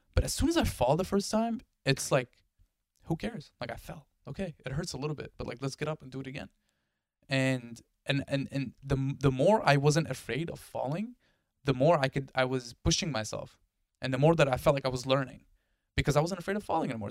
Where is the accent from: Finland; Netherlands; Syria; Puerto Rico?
Syria; also born or lived in Delaware; now in United States; I come from Syria. We don't have snow in Syria.